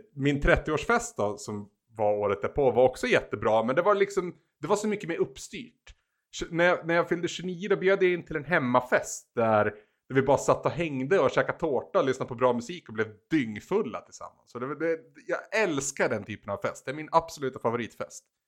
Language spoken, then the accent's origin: Swedish; Bollnäs, Gävleborg County, Sweden; i min hemstad, på även att kalla Bollnäs